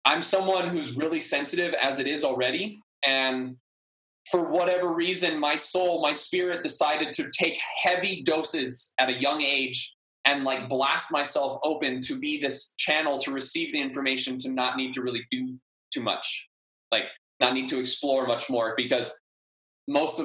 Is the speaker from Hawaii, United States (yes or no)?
yes; Maui, Hawaii, United States; also born or lived in Humboldt, California / New Zealand; I grew up on Maui and like growing up here, getting called Howley my whole life